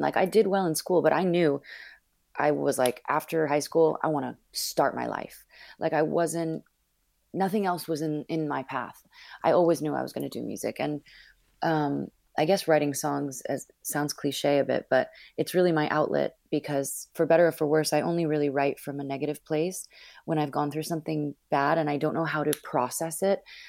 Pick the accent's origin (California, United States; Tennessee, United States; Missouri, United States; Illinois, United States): California, United States; Northern; also born or lived in Los Angeles / Miami; now in Brooklyn, United States; I was born and raised in Northern California